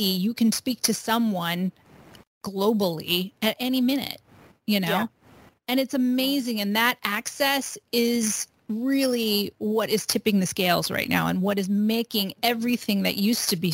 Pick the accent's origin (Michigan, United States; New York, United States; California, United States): California, United States; Los Angeles; also born or lived in Bay Area, California; I was born and raised in California. I was born in Los Angeles, lived half my life in Southern California and half my life in Northern California